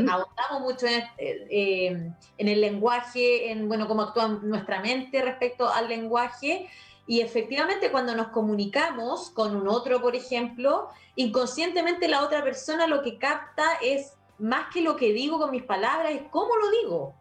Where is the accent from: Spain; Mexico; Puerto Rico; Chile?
Chile; soy chilena y conozco esta sociedad